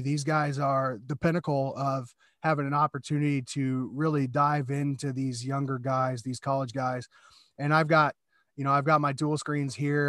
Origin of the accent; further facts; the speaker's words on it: Des Moines, Iowa, United States; I grew up in Iowa